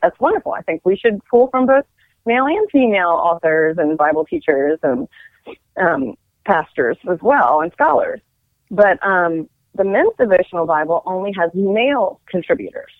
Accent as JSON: {"language": "English", "town": "Frederick", "region": "Maryland", "country": "United States", "said": "I'm from Frederick, Maryland."}